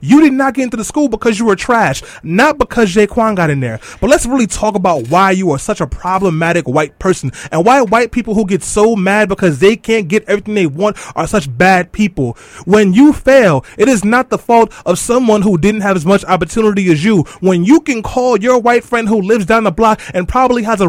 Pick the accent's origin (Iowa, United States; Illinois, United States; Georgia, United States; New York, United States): New York, United States; New York City; Growing up in East New York, Brooklyn, and in Brownsville